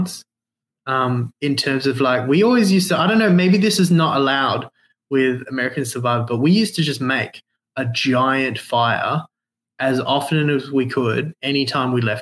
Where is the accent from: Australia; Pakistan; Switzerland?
Australia; Western Australia; I'm from Western Australia